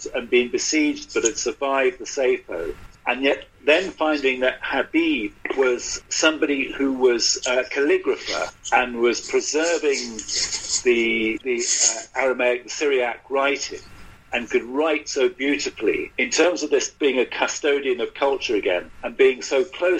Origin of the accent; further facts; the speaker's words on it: London, United Kingdom; as a Brit, as somebody who brought up in London